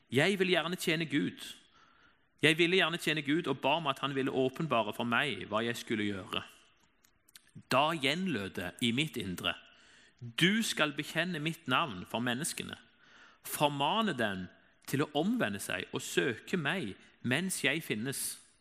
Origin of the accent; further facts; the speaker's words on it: Egersund, Rogaland, Norway; Jeg kommer jo fra Egersund